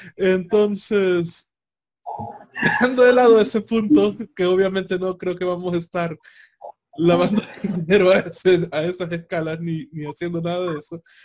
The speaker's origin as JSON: {"language": "Spanish", "country": "El Salvador"}